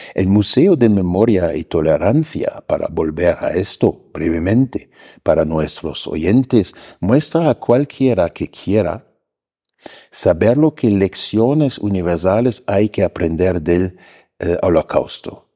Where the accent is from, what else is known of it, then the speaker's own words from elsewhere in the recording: Germany; moved away as an adult; now in Mexico; yo, como alemán